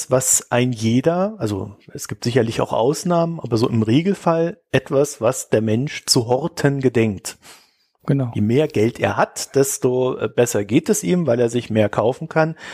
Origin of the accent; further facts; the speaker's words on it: East Germany, Germany; ja, ihr wisst ja, ich komme ja aus der DDR. Wir hatten ja immer Bananenmangel.